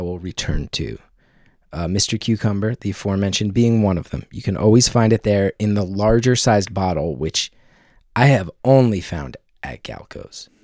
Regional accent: New Jersey, United States; also born or lived in New York; I grew up in New Jersey

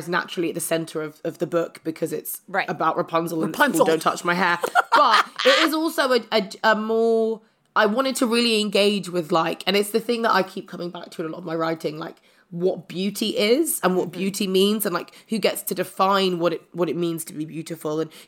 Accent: London, United Kingdom; I grew up in South London, but I got a scholarship to a private school.

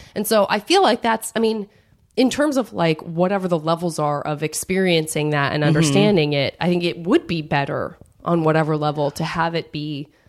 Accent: Tucson, Arizona, United States; I'm from Tucson, Arizona, and there's definitely a black population there

